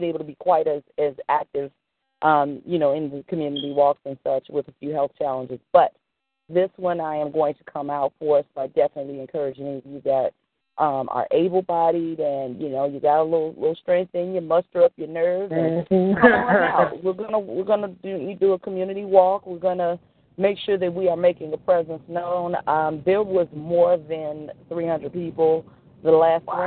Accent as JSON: {"language": "English", "town": "Chicago", "region": "Illinois", "country": "United States", "tie": "born or raised there", "said": "I still say us, even though I'm not living there right now, but I am born and raised in Inglewood"}